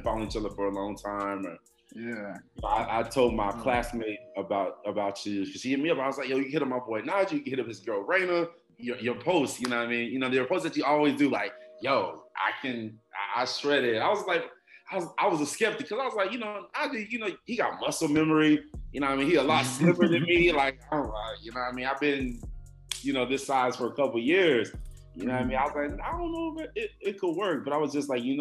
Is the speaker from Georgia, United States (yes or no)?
no; Miami, Florida, United States; moved away as an adult; now in Houston, United States; I'm from Miami. I moved to Texas in 2012